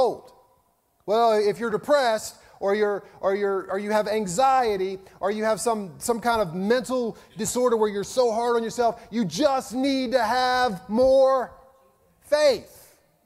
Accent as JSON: {"language": "English", "region": "Virginia", "country": "United States", "tie": "born or raised there", "moved": "yes", "said": "when I lived in Virginia, my home state"}